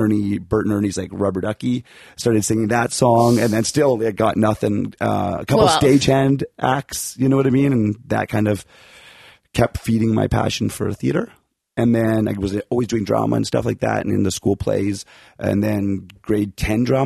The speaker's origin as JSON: {"language": "English", "town": "Calgary", "region": "Alberta", "country": "Canada", "moved": "yes", "said": "I'm from Calgary originally."}